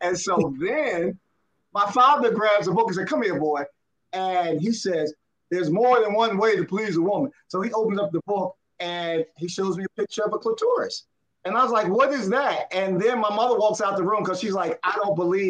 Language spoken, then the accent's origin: English; Philadelphia, Pennsylvania, United States; I grew up in Philly